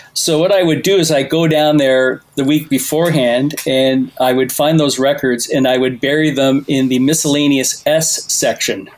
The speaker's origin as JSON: {"language": "English", "town": "Toronto", "region": "Ontario", "country": "Canada", "tie": "born or raised there", "said": "when I was a kid, I grew up in Toronto"}